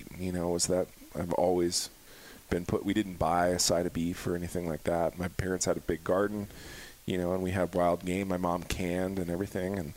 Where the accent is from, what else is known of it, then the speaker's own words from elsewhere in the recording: Helena, Montana, United States; grew up fly fishing and grew up in Helena, Montana